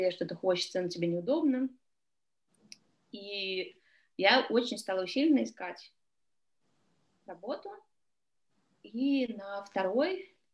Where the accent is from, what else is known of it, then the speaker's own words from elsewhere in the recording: Russia; moved away; я приехала из России